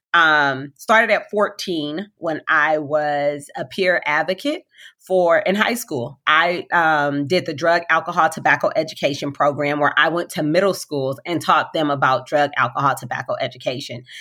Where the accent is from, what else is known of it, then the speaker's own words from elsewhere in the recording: Compton, California, United States; I'm a African-American little girl, born and raised in Compton